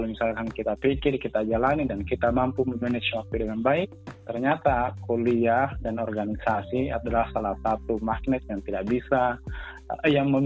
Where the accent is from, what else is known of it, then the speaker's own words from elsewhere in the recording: Bulukumba, South Sulawesi, Indonesia; saya dari Bulukumba Kaidris